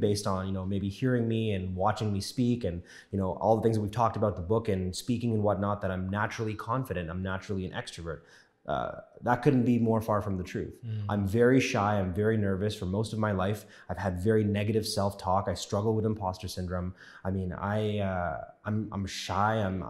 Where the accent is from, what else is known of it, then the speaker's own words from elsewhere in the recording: Scarborough, Ontario, Canada; also born or lived in New York; I was born in New York, raised in Scarborough, spent most of my life here.